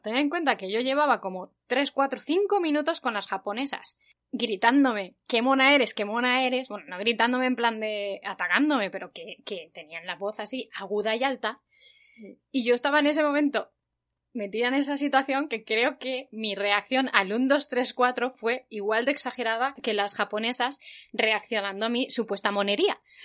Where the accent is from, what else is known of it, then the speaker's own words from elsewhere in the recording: Spain; now in South Korea; soy de España